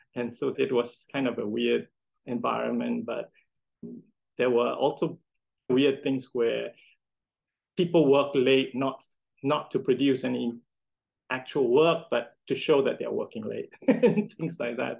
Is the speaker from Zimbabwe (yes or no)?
no; Singapore; I grew up in Singapore